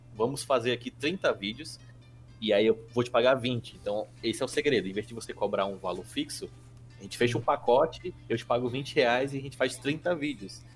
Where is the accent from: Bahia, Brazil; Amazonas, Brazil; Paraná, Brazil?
Amazonas, Brazil; Manaus; now in Natal, Brazil; Eu até estranho quando eu cheguei em Natal, eu sou de Manaus